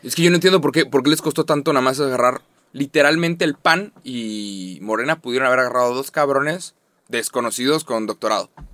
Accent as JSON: {"language": "Spanish", "country": "Mexico", "said": "como nos hablamos los mexicanos"}